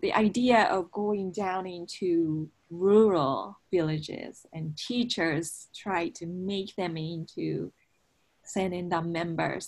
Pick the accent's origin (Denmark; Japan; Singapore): Japan; moved away as an adult; also born or lived in United States; I I was from Japan and I was studying in the U.S.